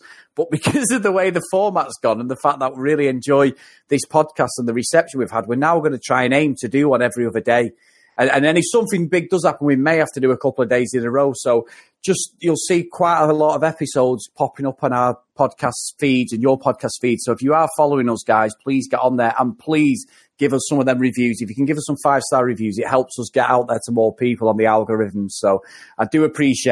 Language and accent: English; Manchester, North West England, United Kingdom; I live in Manchester and I've grown up all my life